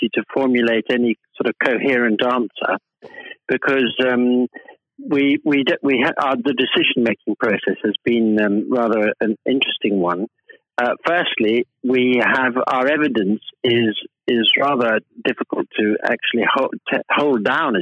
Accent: United Kingdom; being British people

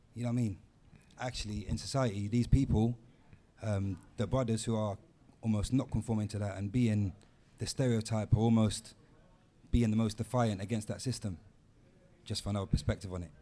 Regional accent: London, United Kingdom; I grew up in Tottenham

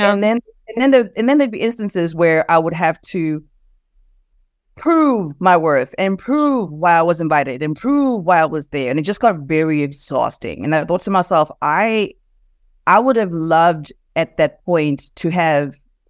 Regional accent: South Africa; moved away as an adult; now in United States; but growing up in South Africa, I mean, I grew up with Black parents that were both professionals. And I grew up in a predominantly Black country, right? So moving to the US and as an adult

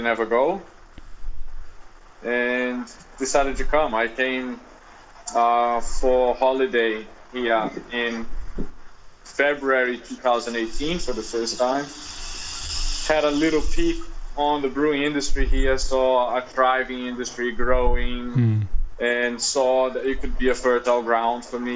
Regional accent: Rio de Janeiro, Brazil; moved away as an adult; now in Noosa, Australia; Growing up in Rio

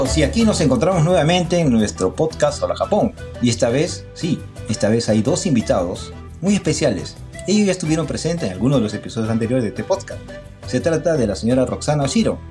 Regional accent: Peru; now in Japan; Los que nacimos en el Perú por esas circunstancias de la vida nos encontramos al otro lado del Océano Pacífico

